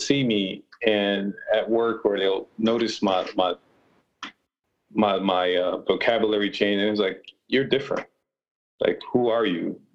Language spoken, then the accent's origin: English; Rochester, New York, United States; I grew up in Rochester, New York, which is about six hours from New York City